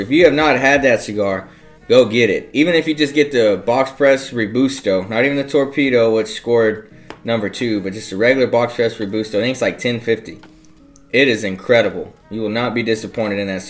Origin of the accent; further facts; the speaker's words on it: South Texas, United States; My pronunciation, I'm from South Texas, so we butcher some words down here